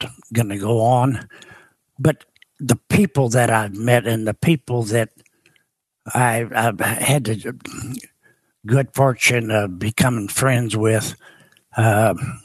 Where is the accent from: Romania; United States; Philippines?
United States; Cape Girardeau, Missouri; now in Murphysboro, United States; Cape Girardeau, Missouri is where I was born